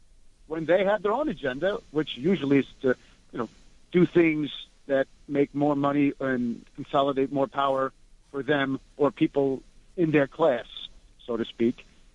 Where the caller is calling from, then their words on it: New York, United States; from Rockland County.